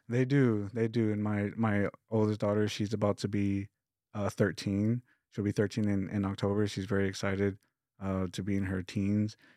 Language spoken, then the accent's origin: English; Lubbock, Texas, United States; I come from Lubbock, Texas, which is like five hours west from here